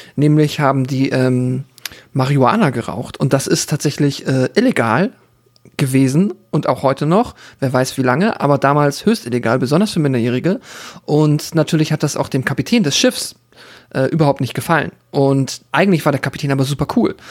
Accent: Germany; ich komme aus dem Dorf auch so und bei Hamburg, Hamburg Speckgürtel

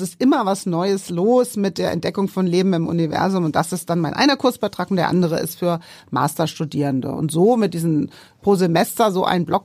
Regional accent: Darmstadt, Hesse, Germany; also born or lived in Frankfurt; Darmstadt genau. aufgewachsen.

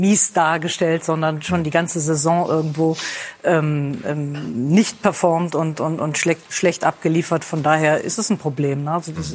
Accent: Rhineland, Germany; ich als Rheinländerin

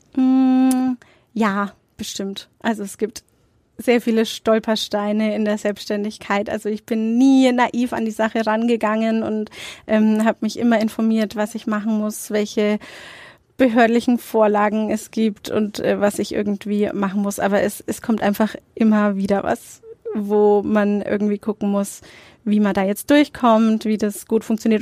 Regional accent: Nuremberg, Bavaria, Germany; ich bin in Nürnberg-Nord aufgewachsen

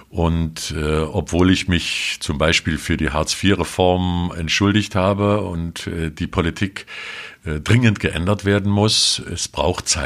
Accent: Leipzig, Saxony, Germany; also born or lived in Gera; Ich bin insofern ein Gerscher, weil ich 1955 dort geboren bin und ich kann leider nichts dafür, dass mein Vater einen Ruf nach Leipzig bekam und die gesamte

